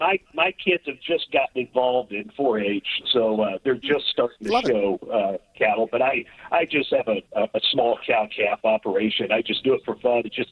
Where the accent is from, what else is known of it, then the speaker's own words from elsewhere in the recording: Oklahoma, United States; moved away as an adult; now in Albuquerque, United States; I grew up in Oklahoma, and I got into FFA when I was a kid